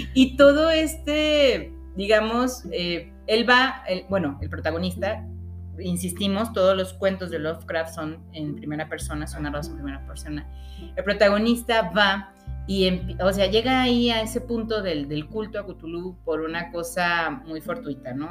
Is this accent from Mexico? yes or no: yes; Guadalajara, Jalisco, Mexico; nosotros somos tapatías